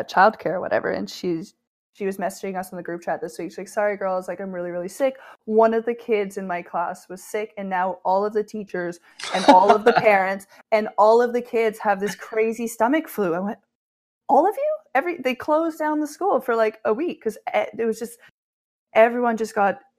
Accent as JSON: {"language": "English", "region": "New Brunswick", "country": "Canada", "lives_now": "Toronto, Canada", "said": "moved from New Brunswick and Ontario being so big"}